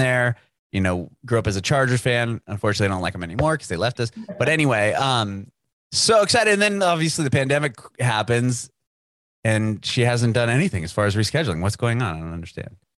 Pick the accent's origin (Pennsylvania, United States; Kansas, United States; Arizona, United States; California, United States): California, United States; San Diego; moved away as an adult; now in Nashville, United States; I moved to Nashville recently within the past year, but I'm originally from San Diego